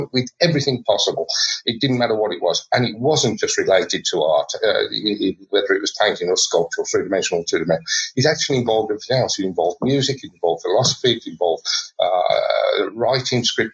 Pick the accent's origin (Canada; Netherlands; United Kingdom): United Kingdom; Birmingham, West Midlands; I come from Birmingham in the Midlands, so very much focused on the car industry.